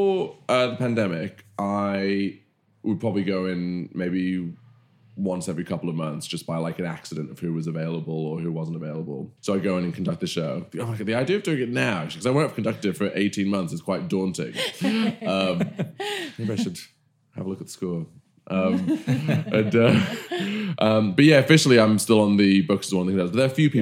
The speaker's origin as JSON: {"language": "English", "town": "Bristol", "region": "South West England", "country": "United Kingdom", "tie": "born or raised there", "accent": "West Country", "said": "I grew up in Bristol, as you can tell from West Country accent"}